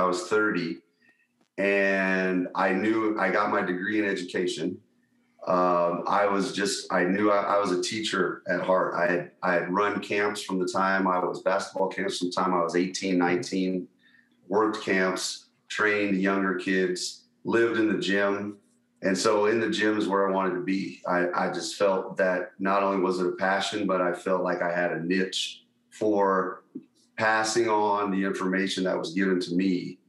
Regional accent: Las Vegas, Nevada, United States; I grew up here in Vegas, Las Vegas

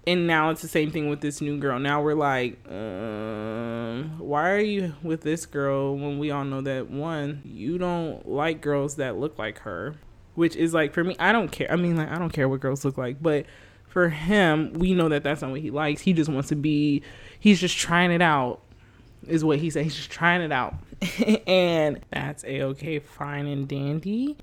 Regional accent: United States; I'm American

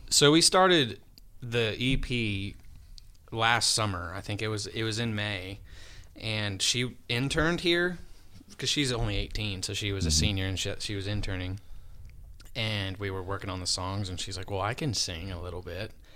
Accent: Sterling, Colorado, United States; moved away as an adult; my hometown in Sterling

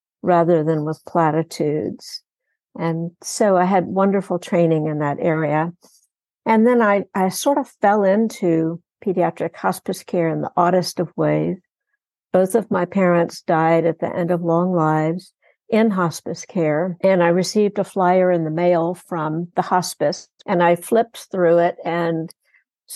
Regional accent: Texas Gulf Coast, United States; also born or lived in Houston, Texas; I grew up on the Texas Gulf Coast in an industrial city, and I've spent most of my adult life in Houston

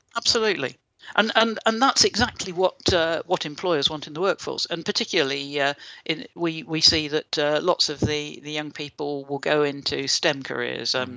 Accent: United Kingdom; I'm British

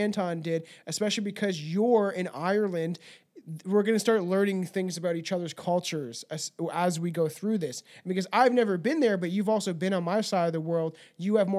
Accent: Canada; I'm an English-speaking Canadian

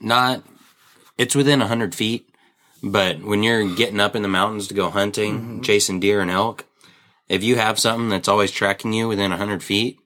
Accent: United States; moved away; also born or lived in Idaho; I grew up in Wyoming and Idaho

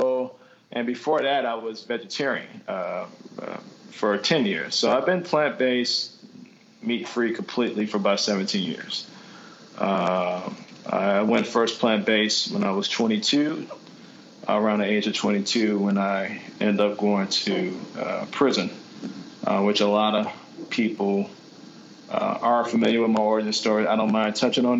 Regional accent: Chicago, Illinois, United States; moved away as an adult; also born or lived in Nashville / New York; now in Atlanta, United States; I'm originally from Chicago. I was born and raised in Chicago

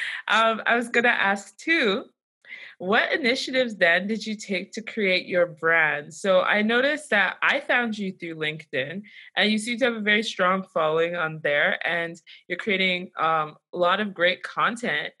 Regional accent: Nigeria; I'm Nigerian

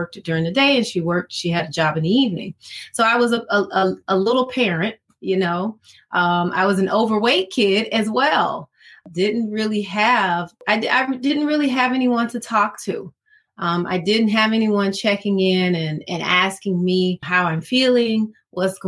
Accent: Decatur, Georgia, United States; also born or lived in Atlanta, Georgia; I was born in Atlanta, pretty much raised in Decatur

